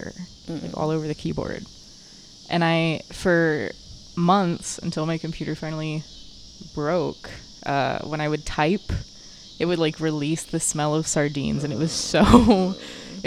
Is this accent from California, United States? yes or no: no; Texas, United States; also born or lived in Virginia; I moved here when I was very young